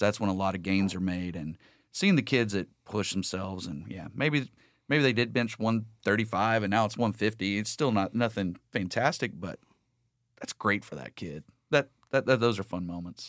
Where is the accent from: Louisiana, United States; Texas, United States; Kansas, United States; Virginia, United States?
Texas, United States; Lake Sam Rayburn, Southeast; I grew up in South Lake, uh, Southeast Texas, uh, Lake Sam Rayburn